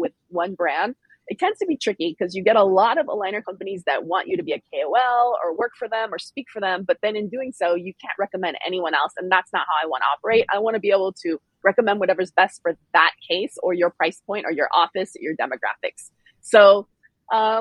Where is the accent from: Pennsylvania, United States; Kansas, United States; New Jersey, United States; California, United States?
California, United States; Silicon Valley; also born or lived in San Francisco; I grew up in Silicon Valley in the 80s, 90s, and 2000s